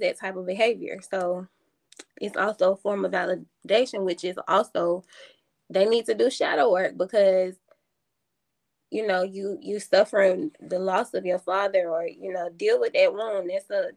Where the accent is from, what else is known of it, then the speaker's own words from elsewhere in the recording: College Park, Georgia, United States; I'm from College Park, Georgia.